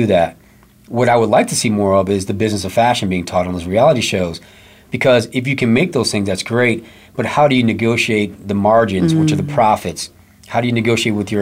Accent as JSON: {"language": "English", "region": "Midwest", "country": "United States", "moved": "yes", "lives_now": "Phoenix, United States", "said": "I'm from the Midwest"}